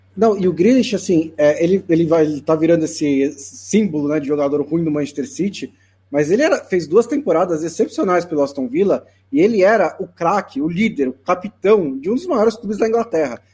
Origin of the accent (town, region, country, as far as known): Brazil